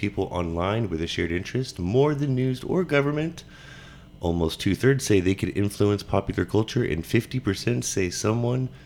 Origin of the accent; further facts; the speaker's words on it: Texas, United States; growing up in Texas